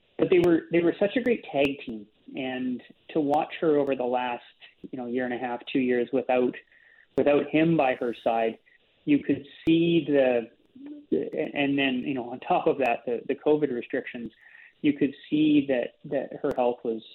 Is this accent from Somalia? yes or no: no; Canada